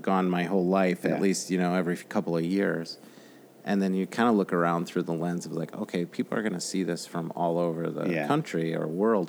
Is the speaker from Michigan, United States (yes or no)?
yes; Grand Rapids, Michigan, United States; I'm from Grand Rapids